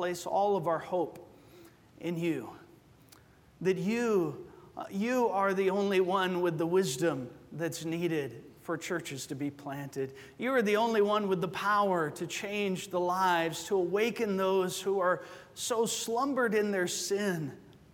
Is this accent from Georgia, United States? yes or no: yes; Georgia, United States; moved away as an adult; also born or lived in Arizona; now in Covina, United States; I'm also from Georgia